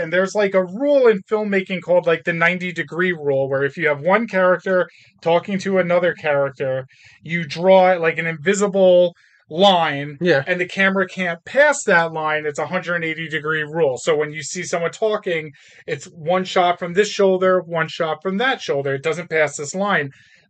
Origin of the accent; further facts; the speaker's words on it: Long Island, New York, United States; I'm just a stereotypical, like, Long Island Guinea.